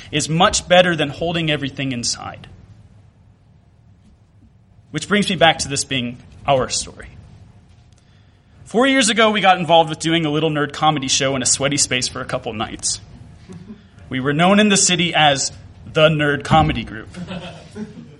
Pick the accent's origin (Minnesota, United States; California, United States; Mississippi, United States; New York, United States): Mississippi, United States; growing up in Mississippi